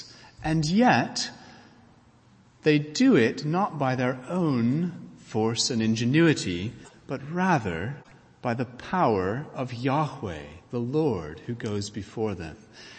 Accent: United States; moved away; many of us who have grown up either in this country or in my home country of the United States

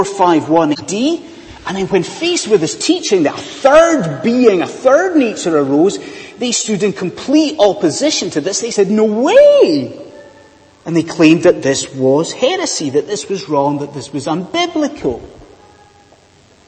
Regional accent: Scotland, United Kingdom; moved away; judging by my weird accent, I am from a land far, far away. I am from Bonnie, Scotland

